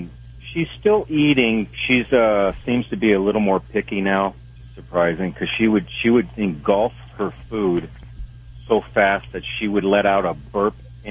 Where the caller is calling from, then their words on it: Wyoming, United States; Well, I'm truck driving here in Wyoming.